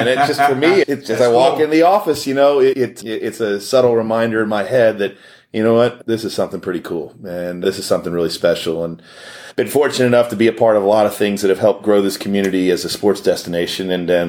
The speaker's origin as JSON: {"language": "English", "town": "Houston", "region": "Texas", "country": "United States", "tie": "born or raised there", "said": "I had an opportunity to work for an NFL team in my hometown right here in Houston, Texas."}